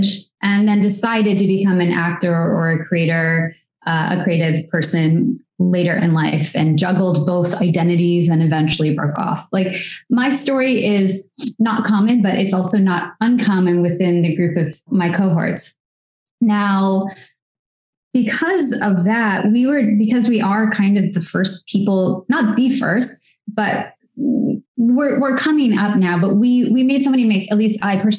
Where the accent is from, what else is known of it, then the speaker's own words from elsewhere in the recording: United States; accent: American; We both grew up in areas that were predominantly white suburbs